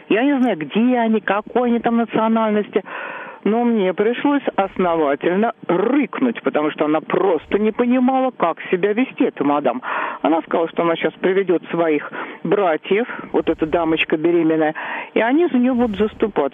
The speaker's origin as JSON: {"language": "Russian", "region": "Moscow", "country": "Russia", "tie": "born or raised there", "said": "я сверхкоренная москвичка"}